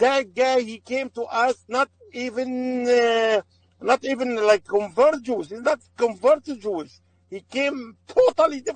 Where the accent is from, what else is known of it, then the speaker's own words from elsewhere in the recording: Aleppo, Aleppo Governorate, Syria; English is a second language; moved away as an adult; now in United States; I'm from Aleppo.